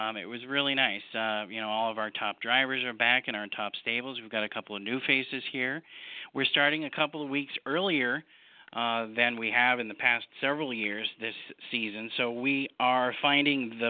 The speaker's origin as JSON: {"language": "English", "region": "New Hampshire", "country": "United States", "tie": "born or raised there", "also_born_or_lived": "Michigan / Florida", "moved": "yes", "said": "I grew up in harness racing in New England as a kid. My family had harness race horses. We raced at – I'm from New Hampshire"}